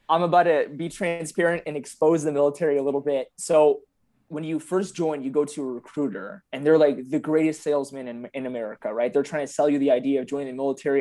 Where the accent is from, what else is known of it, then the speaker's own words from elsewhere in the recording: San Antonio, Texas, United States; also born or lived in Michigan; So I claim San Antonio 'cause I moved here, uh, when I was eight, but I, I started in Michigan, funny enough. I grew up in Bethesda, but I moved when I was eight years old.